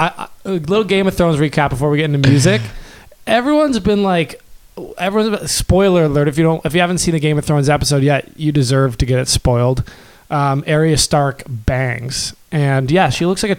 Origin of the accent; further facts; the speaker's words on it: Canada; we're Canadian.